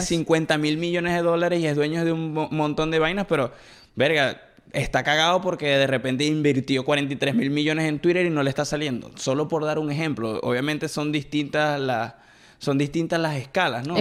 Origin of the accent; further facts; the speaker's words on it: Venezuela; moved away; Nosotros venimos de Venezuela, por si hay gente que nos está viendo y no es de Venezuela, venimos de Venezuela